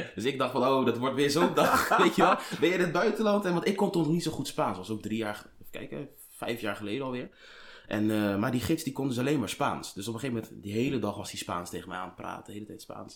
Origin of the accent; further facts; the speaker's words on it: Colombia; ik kom uit Colombia